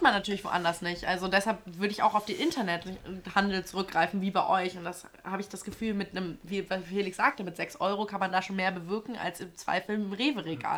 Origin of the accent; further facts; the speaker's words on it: Hamburg, Germany; moved away as an adult; also born or lived in Hesse; now in Frankfurt, Germany; Ich komme ja aus Hamburg